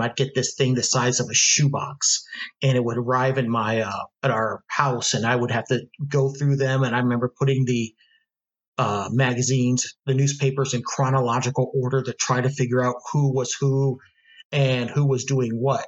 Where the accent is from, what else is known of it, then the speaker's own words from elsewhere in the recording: Ohio, United States; also born or lived in Seville, Spain; now in Houston, United States; I grew up in Ohio.